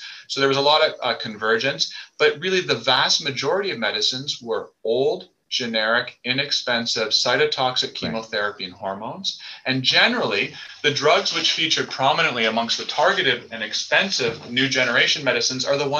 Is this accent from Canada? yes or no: yes; Canada; I'm Canadian